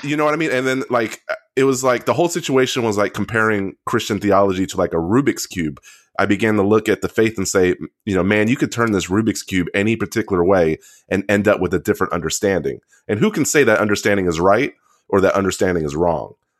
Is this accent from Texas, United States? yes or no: yes; Central Texas, United States; we grew up in Central Texas, um, Korean black household